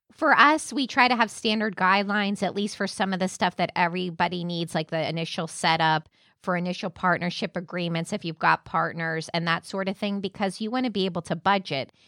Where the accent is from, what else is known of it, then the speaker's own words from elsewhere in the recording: Orlando, Florida, United States; also born or lived in Jacksonville; I'm from Avalon Park on the east side of town